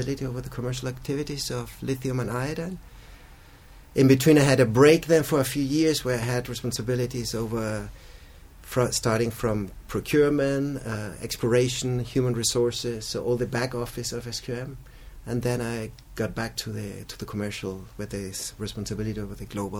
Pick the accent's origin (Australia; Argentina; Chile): Chile; I was born in Chile, raised as well here, went to school and university in Chile